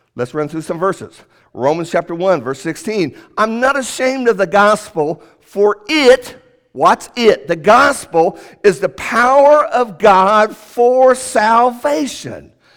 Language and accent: English; Indianapolis, Indiana, United States; moved away; when I grew up in Indianapolis